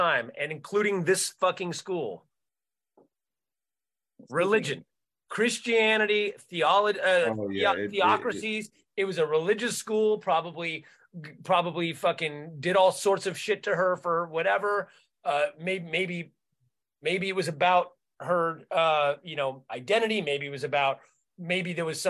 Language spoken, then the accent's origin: English; Santa Cruz, California, United States; I'm from Santa Cruz, so I grew up in hippie liberal Santa Cruz, in the 70s and 80s